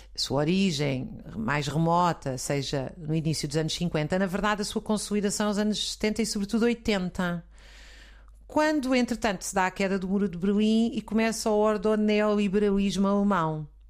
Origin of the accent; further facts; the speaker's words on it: Zambujeira do Mar, Alentejo, Portugal; quando eu era pequena, na Zambujeira do Mar